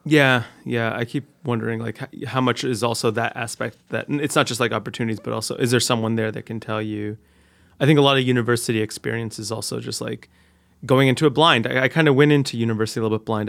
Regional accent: Newark, New Jersey, United States; also born or lived in New York City; I went back to my hometown

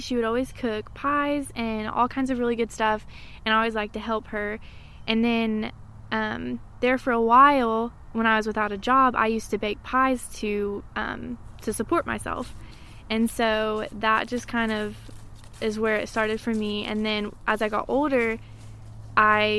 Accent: Maryville, Tennessee, United States; I was born and raised here in Maryville

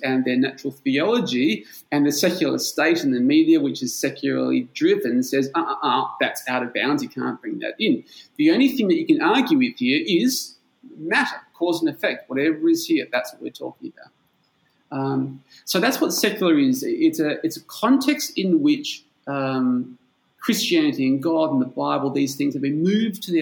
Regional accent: Perth, Western Australia, Australia; moved away as an adult; now in Bulgaria; I'm from Perth in Australia. That's on the West Coast

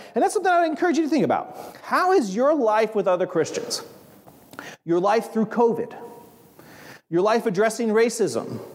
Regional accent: Hicksville, Ohio, United States; moved away; I grew up in Hicksville, Ohio, and my mom had a garden

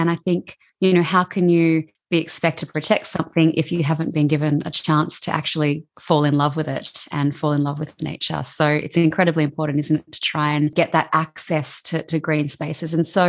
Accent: Australia; accent: Aussie; you've just got my Aussie accent today.

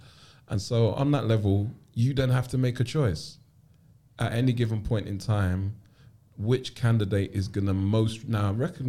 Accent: London, United Kingdom; And so my earliest memories are growing up in Clapham before gentrification and Brixton. I grew up with my grandmother, who was already retired when she took care of me or took me into her care.

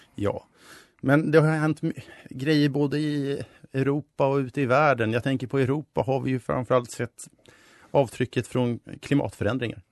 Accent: Stockholm, Stockholm County, Sweden; moved away as an adult; also born or lived in Uppsala; Jag kommer från Stockholm

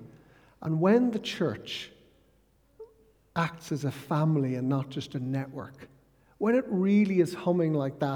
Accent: Ireland; growing up in Ireland

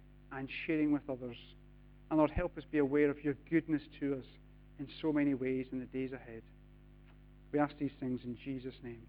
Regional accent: United Kingdom; We're British

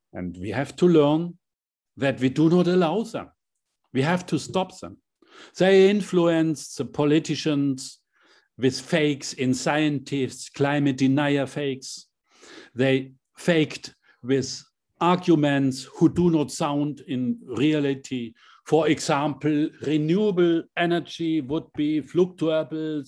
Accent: Hammelburg, Bavaria, Germany; my small hometown, seven thousand inhabitants in Hammelburg, a very small town

